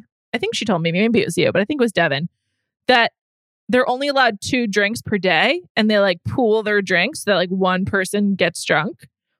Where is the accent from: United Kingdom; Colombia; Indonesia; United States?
United States; as an American